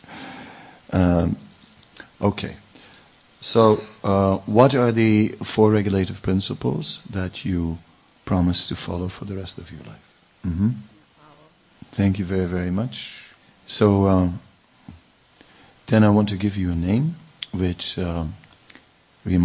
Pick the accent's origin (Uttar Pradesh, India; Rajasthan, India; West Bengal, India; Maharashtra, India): Uttar Pradesh, India; Vrindavan; we grew up together in Vrindavan